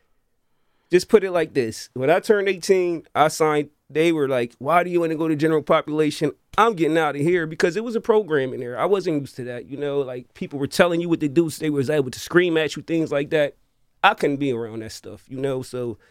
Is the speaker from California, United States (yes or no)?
no; Wilmington, Delaware, United States; I'm from Wilmington, Delaware, 24th Street Market in the Northeast, 24th and Market to be exact